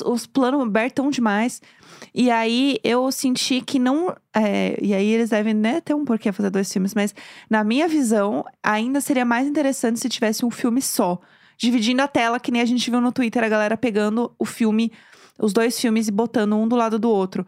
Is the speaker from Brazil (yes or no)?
yes; São Paulo, Brazil; eu sou de São Paulo, né? E eu, querendo ou não, frequentava a classe média de São Paulo.